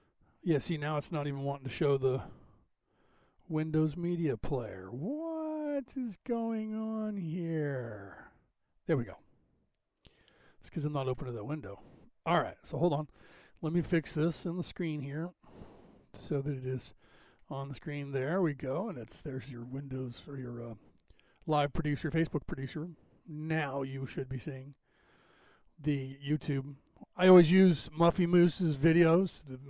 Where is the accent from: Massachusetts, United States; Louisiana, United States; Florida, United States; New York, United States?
Massachusetts, United States; Boston; accent: Irish; from Boston, Mass, so I have that Irish draw. And then the California one thrown in, people think I'm from Texas or something.